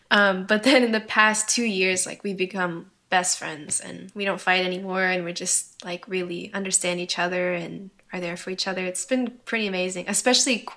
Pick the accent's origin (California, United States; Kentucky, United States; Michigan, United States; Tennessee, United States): Kentucky, United States; born there; also born or lived in New York / Washington / Illinois / Hawaii; Um, but I was born in Kentucky and then we moved to upstate New York, Washington State, uh, Chicago, Illinois.